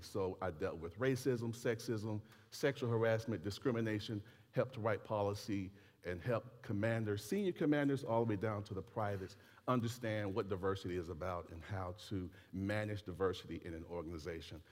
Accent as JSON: {"language": "English", "country": "United States", "said": "Yes, I am an American."}